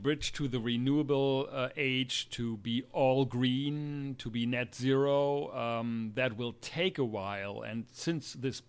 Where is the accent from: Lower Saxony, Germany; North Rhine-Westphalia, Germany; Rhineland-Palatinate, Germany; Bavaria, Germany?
Lower Saxony, Germany; English is a second language; in Wilhelmshaven, which is in my home state, Lower Saxony, on the North Sea